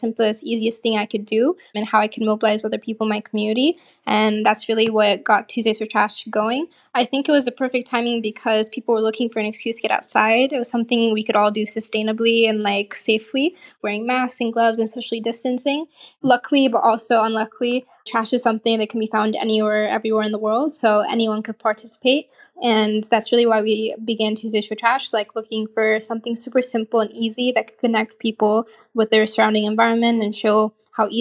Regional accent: Portland, Oregon, United States; moved away as an adult; also born or lived in Lagos, Nigeria; now in Israel; I grew up in Nigeria. I lived there till I was 8 years old.

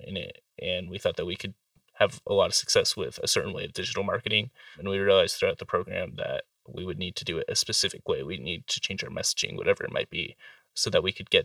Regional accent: Carson City, Nevada, United States; growing up in the Carson City area

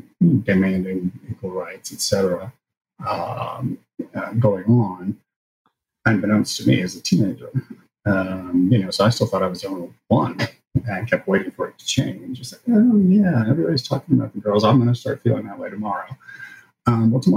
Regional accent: rural area outside of Lexington, Kentucky, United States; we moved to a rural area outside of Lexington. And so I grew up in a rural area

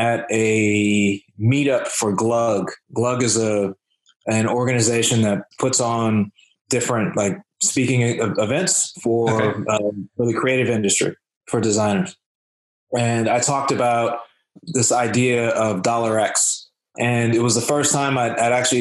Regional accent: United States; I'm from the United States

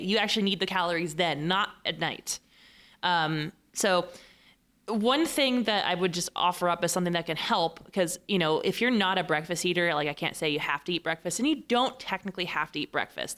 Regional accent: Fresno, California, United States; now in San Diego, United States; I'm from Fresno.

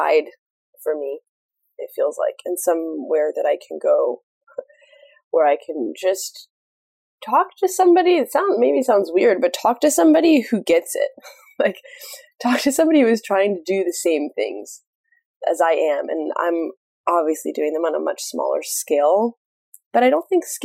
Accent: Kansas, United States; moved away; also born or lived in Greensboro, North Carolina; I was born and raised in Kansas for a little while

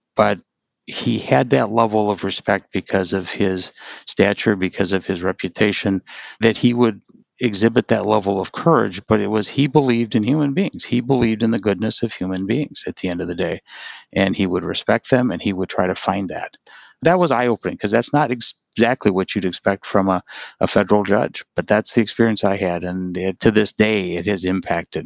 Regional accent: Wausau, Wisconsin, United States; also born or lived in Milwaukee, Wisconsin; now in Whitefish Bay, United States; I grew up in the north central part of Wisconsin, outside a little town called Wausau. And that was home for 18 years

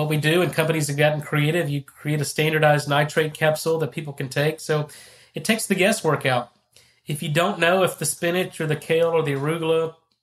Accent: Texas, United States; I'm from Texas. I'm a beef producer

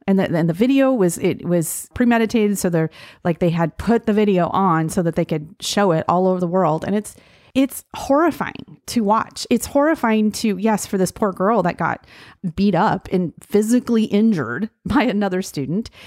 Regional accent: Gillette, Wyoming, United States; I grew up in Gillette, Wyoming

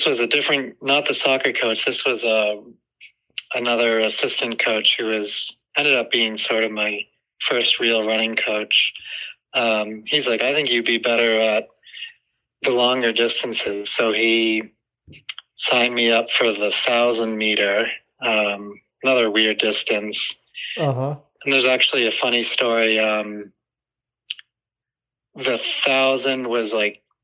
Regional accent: outside of Boston, Massachusetts, United States; I grew up outside of Boston

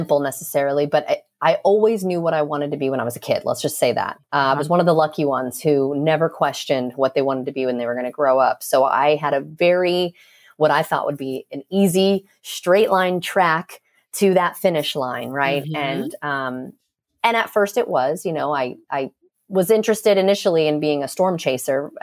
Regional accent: Clearwater, Florida, United States; moved away as an adult; also born or lived in Seattle; now in Jacksonville, United States; I'm from Clearwater, like the Tampa Bay area

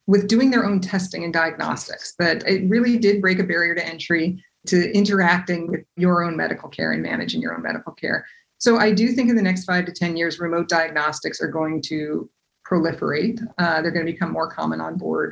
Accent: Seattle, Washington, United States; I grew up in Seattle

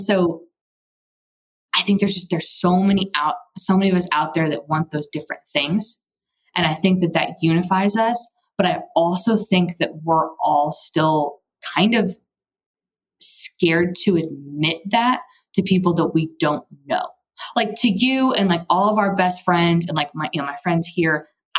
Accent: Texas, United States; I'm from Texas and have taken Spanish in college and high school

